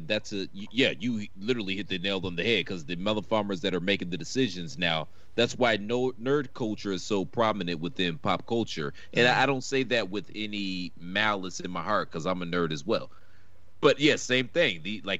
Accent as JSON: {"language": "English", "region": "Virginia", "country": "United States", "tie": "born or raised there", "said": "I grew up in Virginia."}